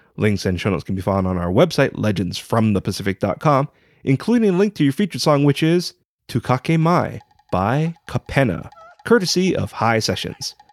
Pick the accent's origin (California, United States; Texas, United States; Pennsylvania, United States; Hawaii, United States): Hawaii, United States; a native Hawaiian professional writer